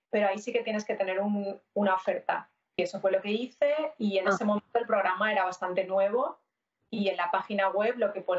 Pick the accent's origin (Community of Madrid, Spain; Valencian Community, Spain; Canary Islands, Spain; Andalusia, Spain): Valencian Community, Spain; Castellón; moved away as an adult; also born or lived in Alcoy; now in Montreal, Canada; soy una chica española que nací en Alcoy, pero viví casi toda mi vida hasta que vine aquí en Castellón. Y hace ya 10 años que llegué a Canadá, estoy ahora mismo en Montreal